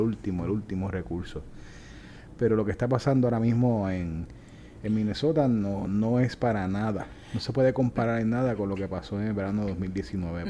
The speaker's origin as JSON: {"language": "Spanish", "country": "Puerto Rico", "moved": "yes", "lives_now": "Florida, United States", "said": "así somos los boricuas"}